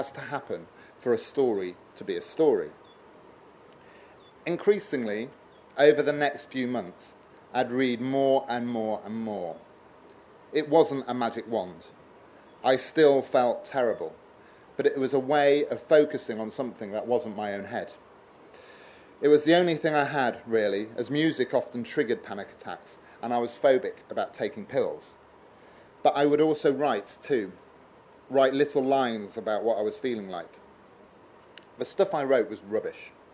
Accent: Newark-on-Trent, East Midlands, United Kingdom; moved away as an adult; went to my parents' house in Newark-on-Trent to live for a while. Returning to your hometown

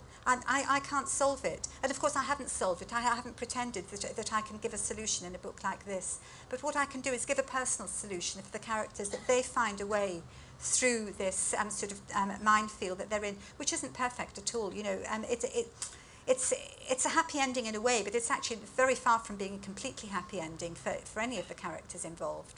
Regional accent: United Kingdom; having had quite a privileged education growing up in Britain

